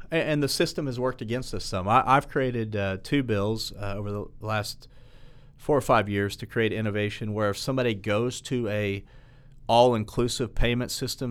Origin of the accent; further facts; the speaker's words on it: Catoosa, Oklahoma, United States; I grew up in Catoosa uh, and and played soccer there